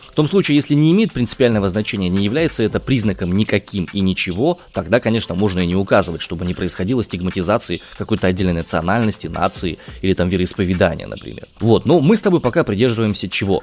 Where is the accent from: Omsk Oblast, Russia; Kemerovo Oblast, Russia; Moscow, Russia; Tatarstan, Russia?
Omsk Oblast, Russia; Omsk; я родом из Омска